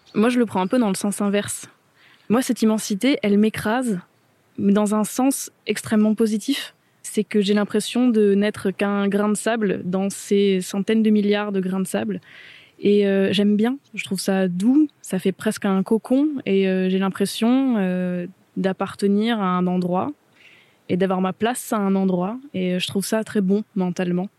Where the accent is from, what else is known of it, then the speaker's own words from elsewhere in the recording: Mediterranean coast, France; now in Brittany, France; je viens de la Méditerranée